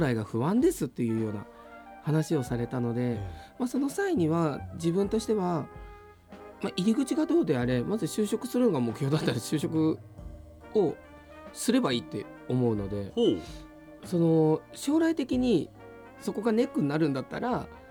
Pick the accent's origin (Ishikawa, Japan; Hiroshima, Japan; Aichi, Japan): Aichi, Japan; Nagoya; 生まれも育ちも名古屋